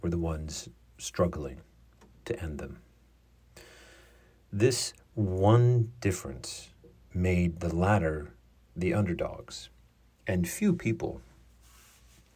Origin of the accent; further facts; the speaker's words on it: United States; accent: American; my American accent